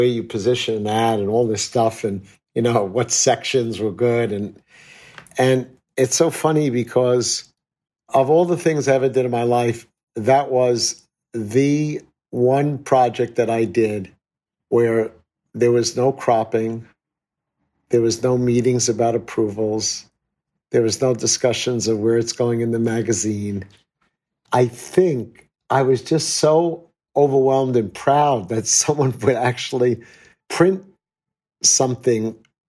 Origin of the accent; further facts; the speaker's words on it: New York City, New York, United States; I was acting as a New Yorker, respecting and demonstrating the values of our great city.